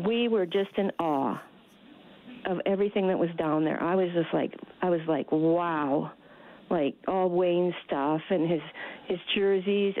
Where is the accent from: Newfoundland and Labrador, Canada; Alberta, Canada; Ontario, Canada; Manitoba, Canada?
Alberta, Canada; Edmonton; we're from Edmonton